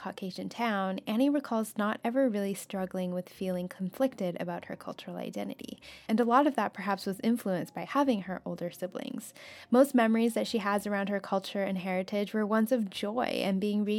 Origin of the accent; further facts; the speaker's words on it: Vancouver Island, British Columbia, Canada; In the small town where we grew up on Vancouver Island, our families were lucky to actually have a small community of other refugee families from Vietnam, many of them having very similar backgrounds and language dialects.